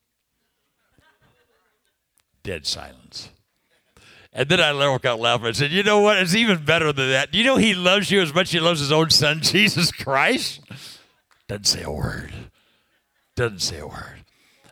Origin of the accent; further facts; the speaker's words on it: California, United States; I'm from California